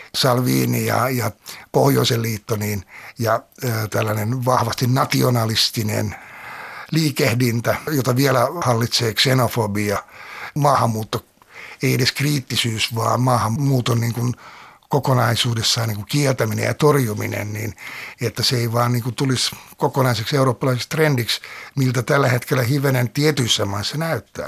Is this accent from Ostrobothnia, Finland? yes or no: no; Helsinki, Uusimaa, Finland; Oman nuoruuteni olen viettänyt meren äärellä Lauttasaaressa, syntynyt siellä ja sitten lähtenyt sieltä 18-vuotiaana pois.